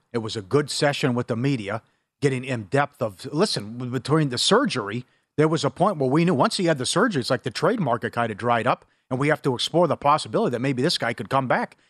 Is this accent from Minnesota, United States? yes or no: yes; Minnesota, United States; growing up in Minnesota.